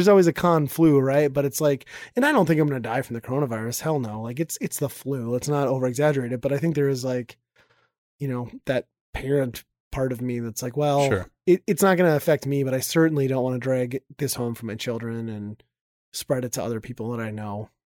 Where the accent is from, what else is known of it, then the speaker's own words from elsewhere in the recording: Midwest, United States; We're from the Midwest.